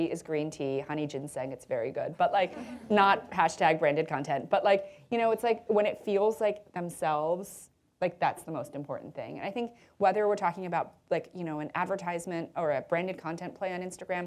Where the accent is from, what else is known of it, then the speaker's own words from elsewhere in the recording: United States; I'm American